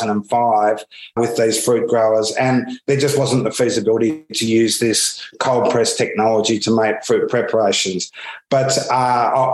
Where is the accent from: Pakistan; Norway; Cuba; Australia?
Australia; accent: Australian; moved away as an adult; now in London, United Kingdom; You can probably pick up already from my accent that I'm Australian. I've been here 11 years